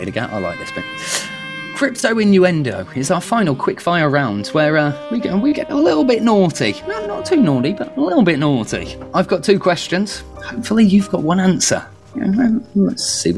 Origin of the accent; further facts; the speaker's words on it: United Kingdom; me being very British